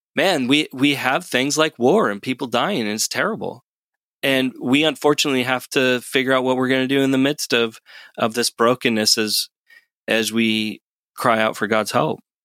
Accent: United States

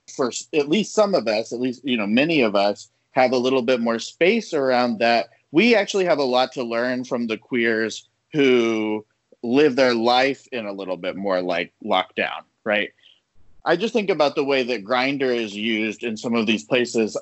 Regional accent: the South, United States; I'm Latino, I'm from the South

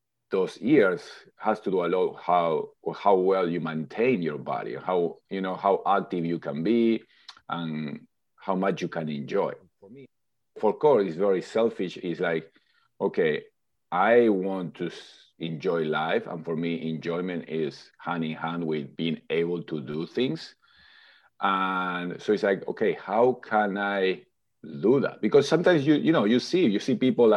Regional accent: Argentina; English is a second language; moved away as an adult; now in California, United States; I am originally from Argentina in South America. I've been in California now for close to 20 years

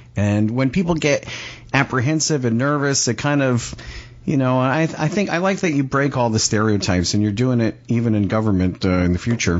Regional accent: Pompano Beach, Florida, United States; I'm from uh, Pompano Beach, Florida

